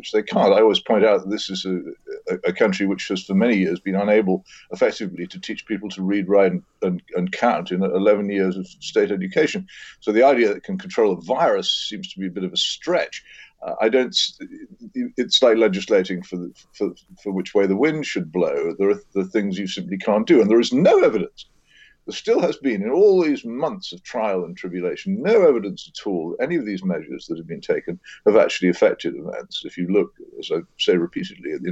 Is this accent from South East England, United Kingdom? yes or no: yes; Oxford, South East England, United Kingdom; my hometown, Oxford